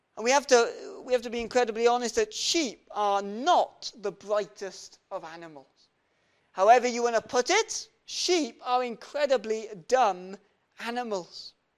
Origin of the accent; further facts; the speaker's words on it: Welsh, Wales, United Kingdom; we're Welsh